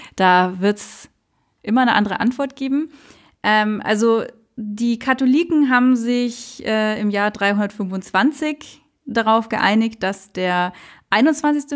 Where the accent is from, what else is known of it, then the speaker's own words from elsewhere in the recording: Munich, Bavaria, Germany; Selbst in München, also ich bin in Menzing Allach aufgewachsen